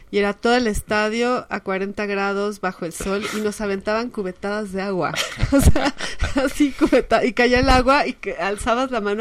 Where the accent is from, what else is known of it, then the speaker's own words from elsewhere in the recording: Mexico City, Mexico; somos del Chilango y aquí en el DF